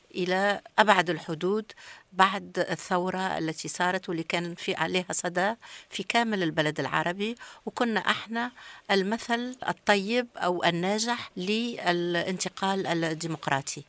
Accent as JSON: {"language": "Arabic", "country": "Tunisia", "said": "من تونس"}